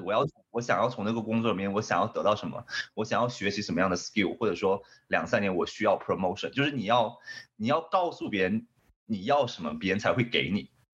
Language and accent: Chinese; Hainan, China; moved away as an adult; also born or lived in San Francisco, United States / Japan; now in Los Angeles, United States; 因为我可能是从海南来的吧，就是对。所以我，我比较喜欢这种海岛，然后就是非常温暖的天气